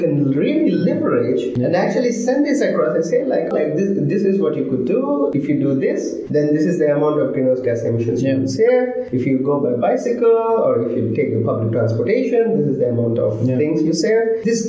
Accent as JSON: {"language": "English", "country": "India", "moved": "yes", "lives_now": "Berlin, Germany", "said": "I come from India"}